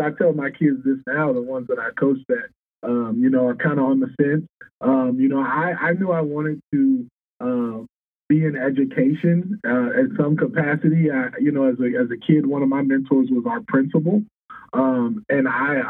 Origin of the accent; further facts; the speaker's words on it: Dallas, Texas, United States; moved away as an adult; also born or lived in Albuquerque, New Mexico; now in San Marcos, United States; I grew up in Dallas